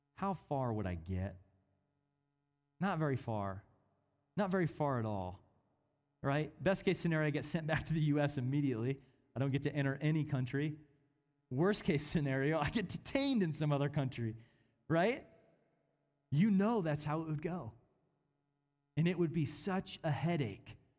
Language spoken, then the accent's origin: English; Kansas City, Missouri, United States; I was born in Kansas City, Missouri